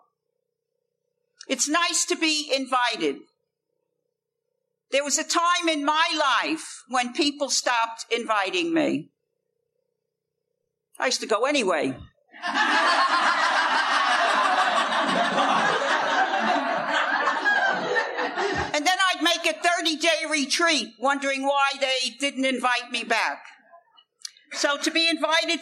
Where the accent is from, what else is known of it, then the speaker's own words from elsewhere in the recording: New York City, New York, United States; I come from a place called the Bronx